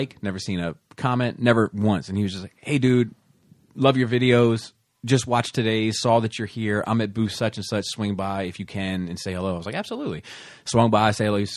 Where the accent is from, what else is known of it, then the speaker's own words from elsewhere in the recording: south of Baltimore, Maryland, United States; We grew up probably 12, 15 miles south of Baltimore